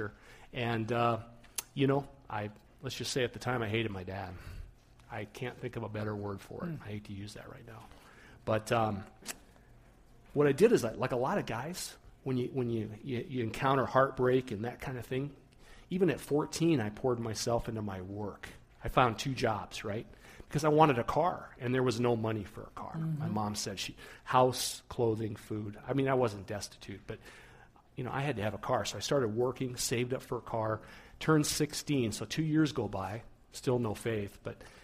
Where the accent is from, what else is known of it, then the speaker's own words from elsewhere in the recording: Rapid City, South Dakota, United States; I grew up in the Black Hills, South Dakota, Rapid City area